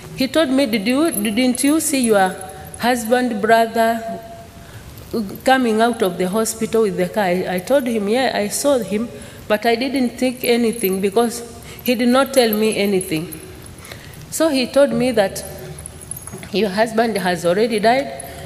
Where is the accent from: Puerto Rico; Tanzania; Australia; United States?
Tanzania; Maasai community, Arusha; I was born in Maasai community.